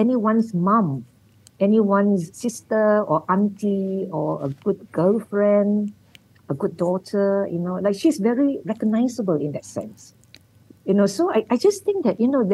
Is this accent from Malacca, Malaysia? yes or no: yes; Malacca, Malaysia; Malacca, where I come from